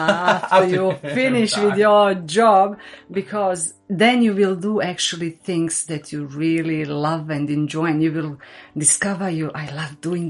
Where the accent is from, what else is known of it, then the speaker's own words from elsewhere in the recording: Bosnia & Herzegovina; English is a second language; moved away as an adult; now in Australia; my English is not perfect, so it's my second language. So I come from Bosnia. I came to Australia 20 years ago